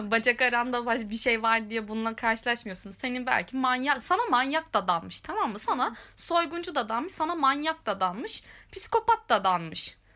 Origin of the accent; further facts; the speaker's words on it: Ankara, Turkey; ben Ankaralıyım falan ayağına hemen e, bürünüyorum